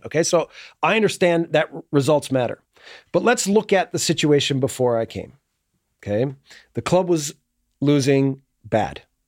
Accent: United States; moved away as an adult; I get categorized for being American

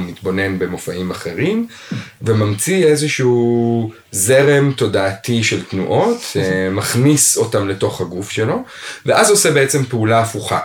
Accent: Israel; אני גדלתי בישראל ולמדתי במגמה בתיכון

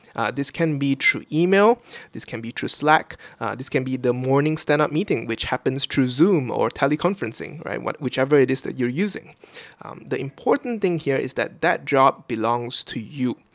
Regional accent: Kuching, Sarawak, Malaysia; moved away as an adult; now in Vietnam; my hometown of Kuching, Sarawak, on the island of Borneo, uh, in the in Malaysia

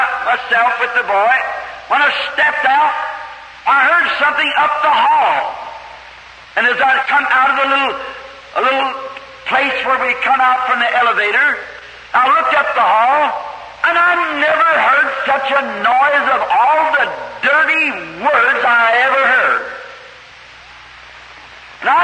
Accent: United States; I'm an American too

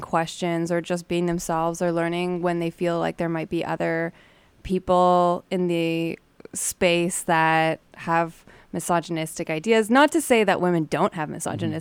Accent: Toronto, Ontario, Canada; now in Winnipeg, Canada; I'm from Toronto

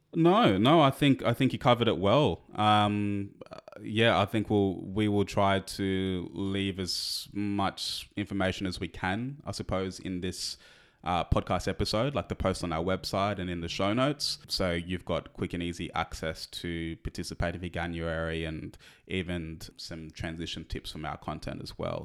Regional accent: Australia; we're Australian

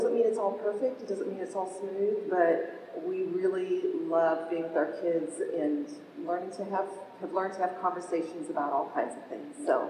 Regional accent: Malaysia; also born or lived in Indonesia; now in United States; Yeah, I grew up overseas in Malaysia, Indonesia.

